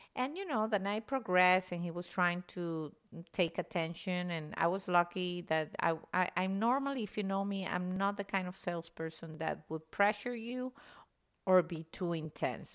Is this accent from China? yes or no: no; Venezuela; moved away as an adult; now in United States; I was born and raised in Venezuela